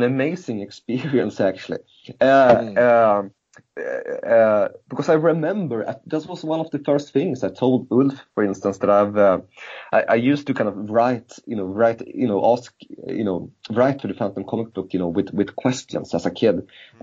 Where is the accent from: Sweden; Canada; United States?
Sweden; growing up in Sweden during that period of time